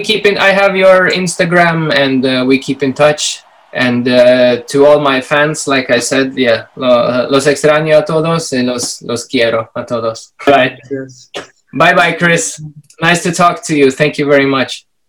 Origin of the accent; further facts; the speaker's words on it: Minsk, Belarus; I was born in Belarus, Minsk